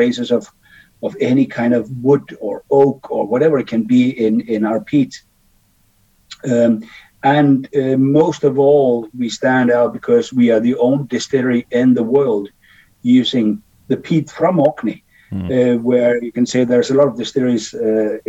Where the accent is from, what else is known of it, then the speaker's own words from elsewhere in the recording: Denmark; moved away; I was born in Denmark back in the days, 54 years ago.